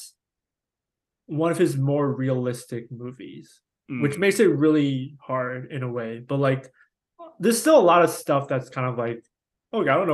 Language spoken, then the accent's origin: English; United States; as an American